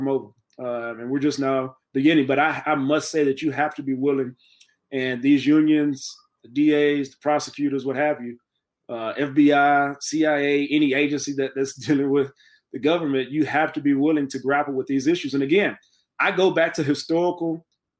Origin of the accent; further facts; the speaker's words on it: Texas, United States; I'm from Texas